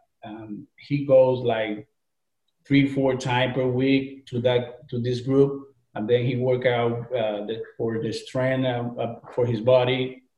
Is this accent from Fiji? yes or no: no; Puerto Rico; moved away as an adult; now in Orlando, United States; the reason that we moved from Puerto Rico to the United States